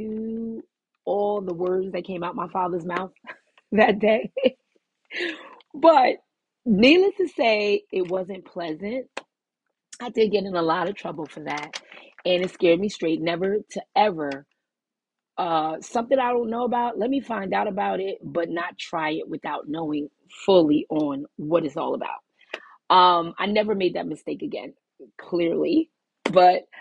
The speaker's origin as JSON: {"language": "English", "town": "New York City", "region": "New York", "country": "United States", "tie": "born or raised there", "also_born_or_lived": "New Jersey", "said": "We used to live in Brooklyn. That's my hometown where I was born."}